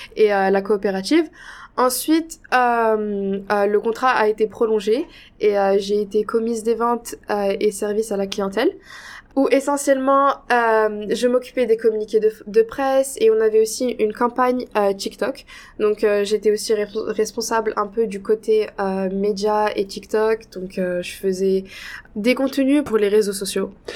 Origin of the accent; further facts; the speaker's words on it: Casablanca, Casablanca-Settat, Morocco; moved away as an adult; now in Toronto, Canada; je viens de la ville de Casablanca, qui est la capitale du Maroc.